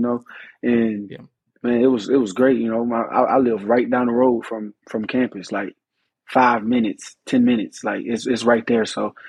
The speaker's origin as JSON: {"language": "English", "town": "Oxford", "region": "Mississippi", "country": "United States", "tie": "born or raised there", "moved": "as an adult", "said": "And I grew up in Oxford all my life, 18 years."}